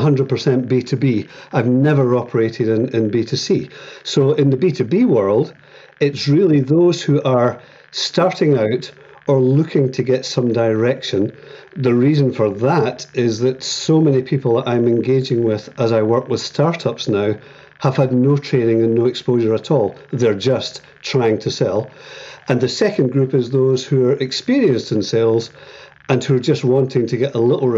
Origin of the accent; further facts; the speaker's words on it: Edinburgh, Scotland, United Kingdom; moved away as an adult; now in Northern Ireland, United Kingdom; I was born in Edinburgh and lived there most of my life, but moved to Northern Ireland 12 years ago